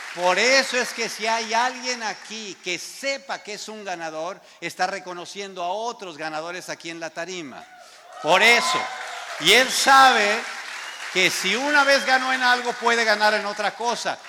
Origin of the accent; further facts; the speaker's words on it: Mexico; Había como cinco mexicanos allá afuera, los que estábamos ahí llegando